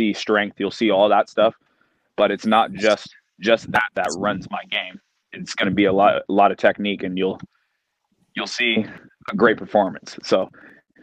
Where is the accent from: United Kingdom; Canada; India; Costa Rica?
Canada; being a Canadian, a fellow Canadian